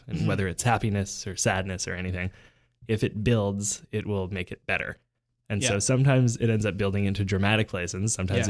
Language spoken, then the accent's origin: English; Canada; I've never used this system of measurement before because I'm Canadian.